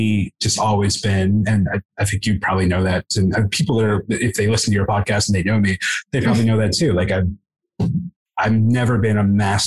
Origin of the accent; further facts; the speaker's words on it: Buffalo, New York, United States; I grew up in Buffalo.